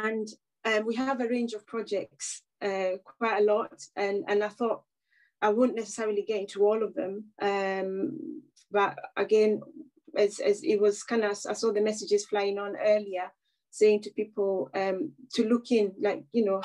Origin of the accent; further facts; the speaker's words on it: Kenya; moved away as an adult; now in United Kingdom; as a person who was born and bred in Kenya and I spent half of my life in the UK